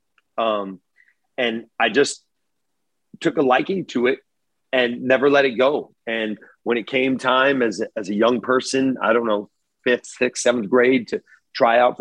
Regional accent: Monterey Park, California, United States; growing up in Monterey Park

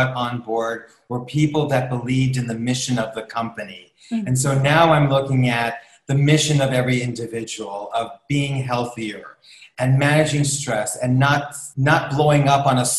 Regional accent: New York, United States; As a New Yorker

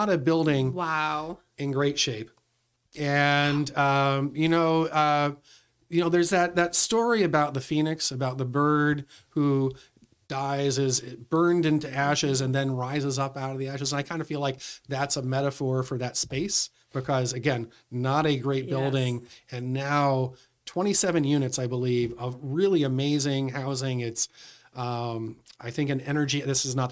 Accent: Royalston, Massachusetts, United States; also born or lived in Boston / Westford; my folks moved us out to Royalston, Massachusetts

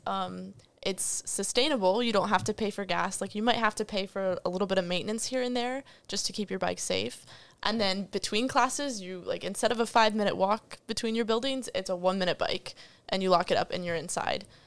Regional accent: Northern Virginia, United States; moved away as an adult; now in Williamsburg, United States; I'm from Northern Virginia.

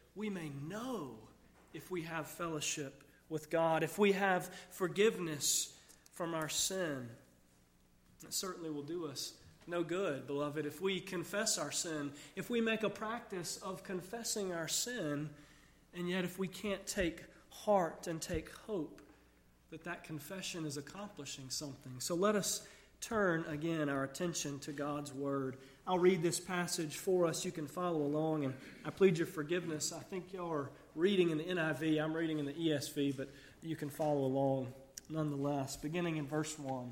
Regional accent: United States; so many children growing up in America, I grew up with a little bit of a skewed view of Christmas

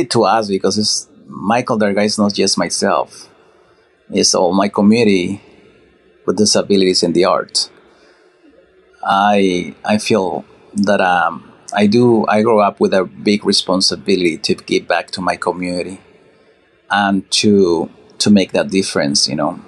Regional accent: Mexico; moved away; Mexico, my hometown

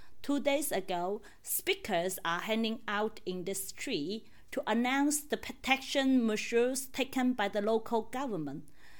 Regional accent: southern China, China; moved away as an adult; now in Shanghai, China; I'm hosting this episode in my hometown in the south of China

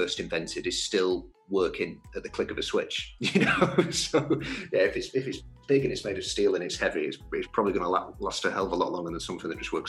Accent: Wigan, North West England, United Kingdom; I'm from Wigan, so I'm from the a coal mine town.

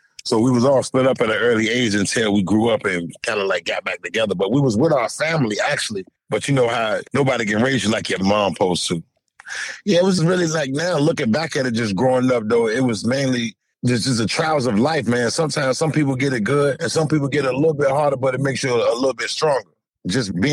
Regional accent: Norfolk, Virginia, United States; also born or lived in Key West, Florida; I'm from Norfolk, Virginia, originally from the uptown section of Norfolk. I was born in a neighborhood called Bowling Park

